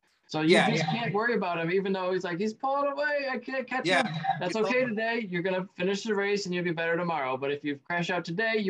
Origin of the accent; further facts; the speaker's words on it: United States; I'm from America